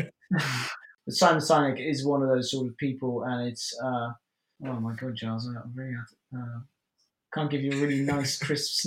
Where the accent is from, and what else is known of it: Netherlands; English is a second language